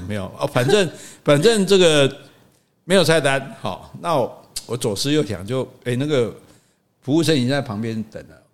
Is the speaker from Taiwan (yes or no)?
yes; Taiwan; 像我们讲台语，我们直接就讲出来啊